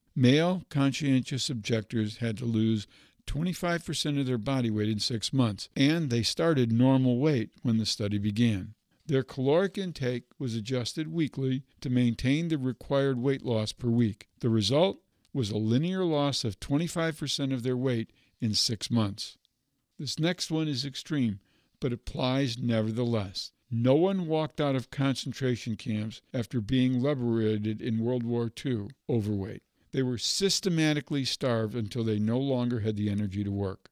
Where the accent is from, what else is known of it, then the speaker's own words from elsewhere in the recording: Michigan, United States; My home state of Michigan